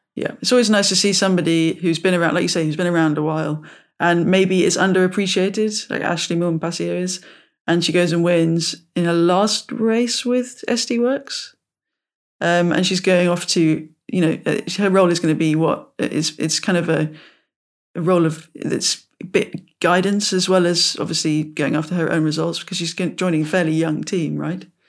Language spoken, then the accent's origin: English; United Kingdom; growing up in the British countryside of bridle ways and footpaths